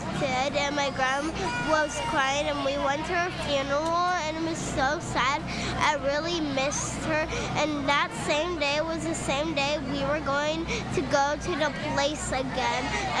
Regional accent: Simi Valley, California, United States; I am from Zimi Valley.

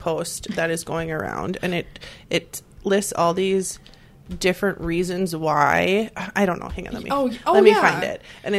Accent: De Pere, Wisconsin, United States; Yes, I'm from West Apir

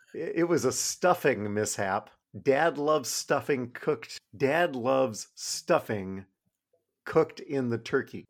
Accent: Midwest, United States; I'm from the Midwest

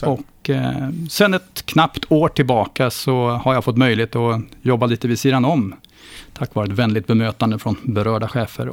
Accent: Östergötland, Sweden; jag började klättra stolp hemma i Östergötland

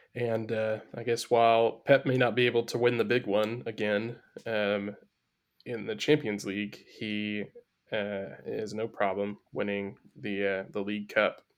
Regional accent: Midwest, United States; I grew up in the heart of the Midwest in a tiny little town

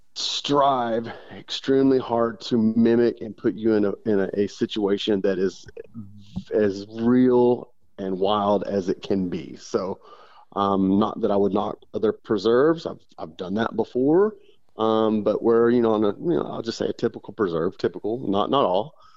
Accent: Odessa, Texas, United States; I grew up in West Texas in uh, uh Odessa, Midland, Odessa area

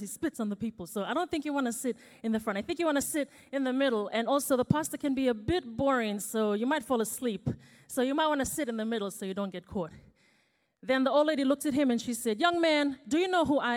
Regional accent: Fiji; now in New Zealand; I was actually born and raised in Fiji before I moved here to New Zealand.

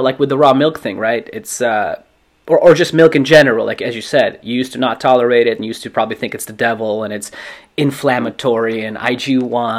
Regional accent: Russia; now in Los Angeles, United States; I grew up in Russia, and like my grandparents had, you know, their own garden

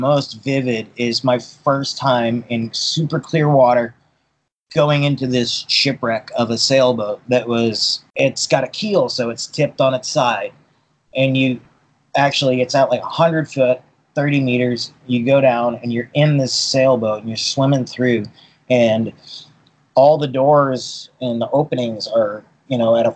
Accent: Boston, Massachusetts, United States; also born or lived in Poland / Newport, Rhode Island; now in Kauai, United States; I was born in Poland, actually. I grew up in Boston

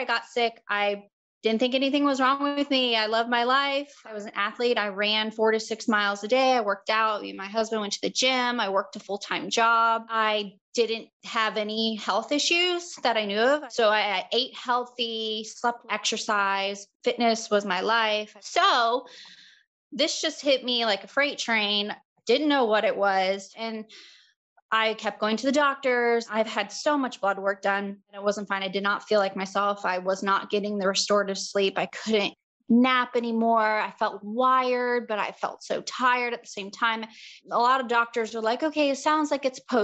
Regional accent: Charleston, South Carolina, United States; I'm from Charleston, South Carolina

